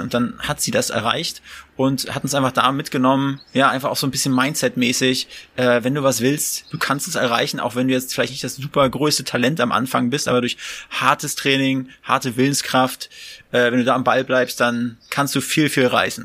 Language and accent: German; the East, eastern Germany, Germany; moved away; wir kommen aus dem goldenen Osten, äh, auch aus einer Kleinstadt